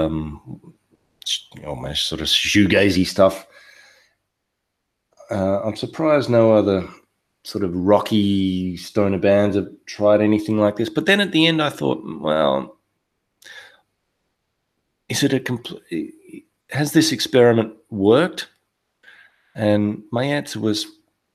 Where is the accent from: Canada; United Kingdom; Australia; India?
Australia; I'm from Australia